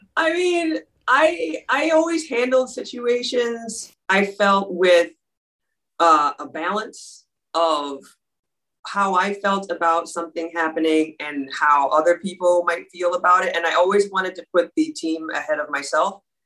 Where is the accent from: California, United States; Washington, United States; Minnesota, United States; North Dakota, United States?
Minnesota, United States; Dayton; I was born and raised in Minneapolis, Minnesota, and when I was six years old, around there's five or six years old, my my family moved out to a suburb called Dayton, Minnesota